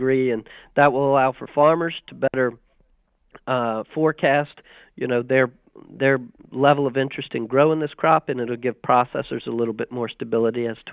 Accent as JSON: {"language": "English", "region": "Southside Virginia", "country": "United States", "tie": "born or raised there", "said": "I grew up in Southside Virginia in tobacco country on a cattle operation"}